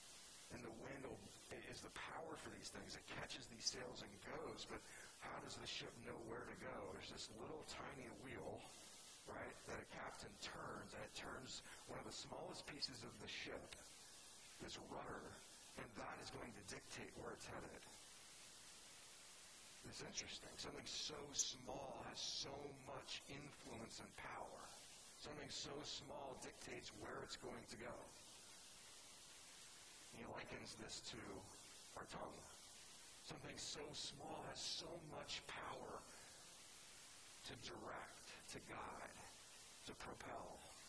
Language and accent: English; California, United States; Like, I'm from California, and I looked at the city from East Boston once